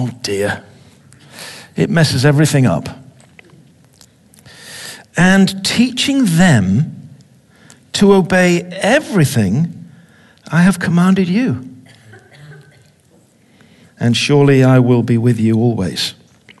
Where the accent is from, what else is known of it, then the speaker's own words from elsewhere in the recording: England, United Kingdom; I'm an Englishman.